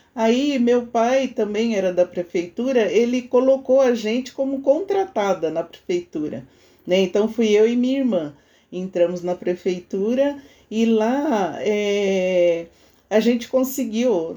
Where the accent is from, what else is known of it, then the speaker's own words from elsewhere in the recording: São Paulo, Brazil; A gente foi criado na Cachoeirinha, né? na Vila Nova Cachoeirinha, quando criança